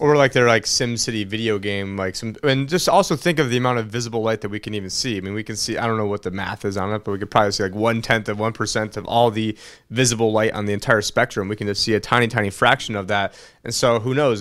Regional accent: United States; as an American

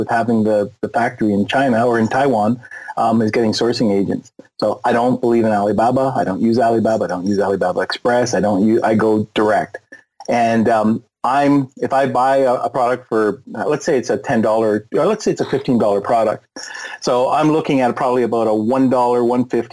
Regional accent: Canada; also born or lived in Tampa, Florida; I'm Canadian.

